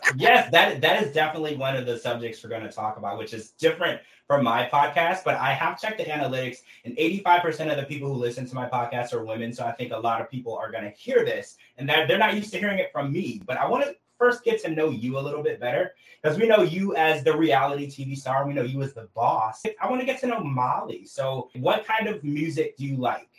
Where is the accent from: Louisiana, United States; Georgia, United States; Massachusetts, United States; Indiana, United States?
Louisiana, United States; I actually also grew up in the country. I'm from Louisiana, so I grew up in the church